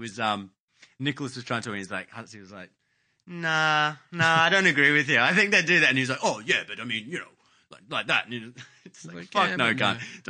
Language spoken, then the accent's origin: English; Queensland, Australia; As a Queenslander